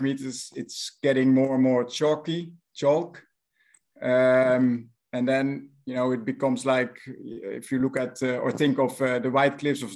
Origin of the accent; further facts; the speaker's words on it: Netherlands; accent: Dutch; English is a second language; my Dutch accent